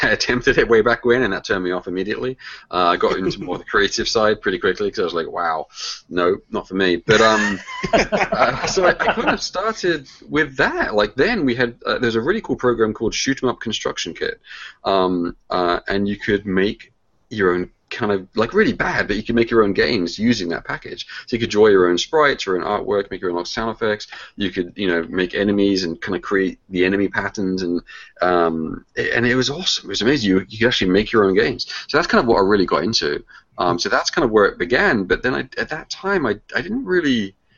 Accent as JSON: {"language": "English", "region": "England", "country": "United Kingdom", "tie": "born or raised there", "moved": "as an adult", "lives_now": "United States", "said": "Well, I grew up in the UK. That's where I was born. That's where I'm from. I moved over to the States in 93."}